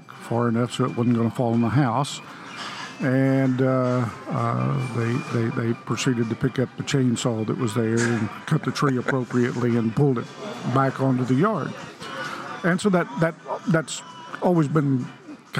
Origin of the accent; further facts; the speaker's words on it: Sayre, Oklahoma, United States; the little town I grew up in Sayre, Oklahoma, in the 1950s